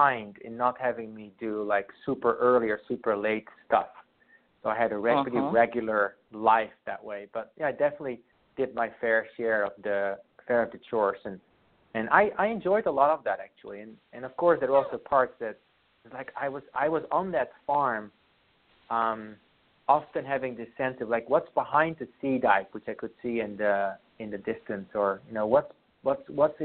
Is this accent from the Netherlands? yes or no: yes; Friesland, Netherlands; first language Frisian; English is a second language; now in Seattle, United States; I grew up on a farm there with many more cows than people around me most of the time